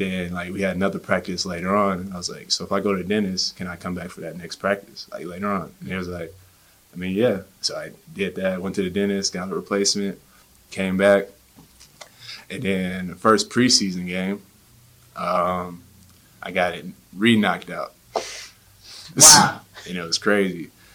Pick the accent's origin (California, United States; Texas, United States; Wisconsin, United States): Texas, United States; Killeen; now in Salt Lake City, United States; being from Killeen